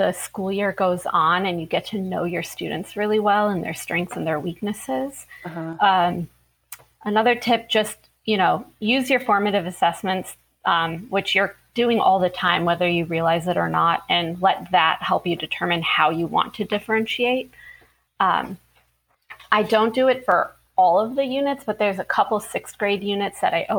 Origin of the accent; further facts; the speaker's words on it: Ohio, United States; moved away as an adult; also born or lived in Florida; I'm originally from Ohio, but I moved to Florida to begin my teaching career.